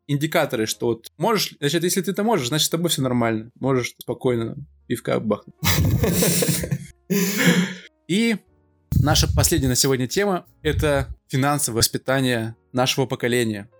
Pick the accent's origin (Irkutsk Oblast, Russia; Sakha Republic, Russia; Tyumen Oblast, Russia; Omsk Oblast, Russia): Omsk Oblast, Russia; Omsk; moved away as an adult; now in Moscow, Russia; я из Омска, учились мы тоже оба в Омске